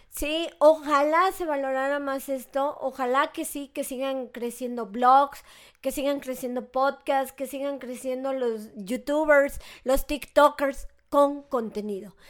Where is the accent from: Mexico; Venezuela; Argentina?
Mexico; como mexicana